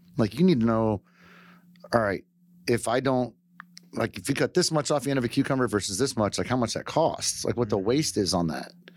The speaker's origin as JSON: {"language": "English", "town": "White Settlement", "region": "Texas", "country": "United States", "tie": "born or raised there", "also_born_or_lived": "Michigan / Keller, Texas / Fort Worth, Texas", "said": "I grew up White Settlement"}